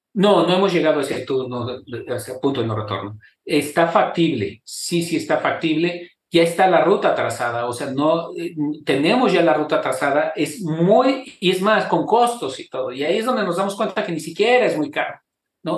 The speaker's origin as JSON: {"language": "Spanish", "country": "Mexico", "said": "nuestra identidad como mexicanos"}